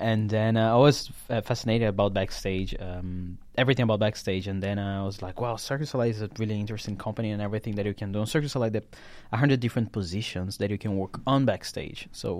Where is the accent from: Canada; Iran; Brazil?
Brazil; Brasilia, Federal District; Brasilia, in Brazil.